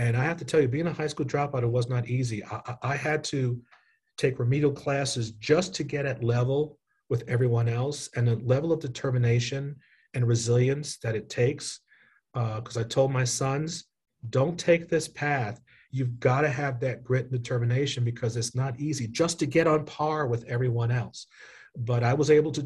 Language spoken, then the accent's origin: English; New York City, New York, United States; moved away as an adult; now in North Carolina, United States; I grew up in New York. I knew what Prospect Park looked like in the 70s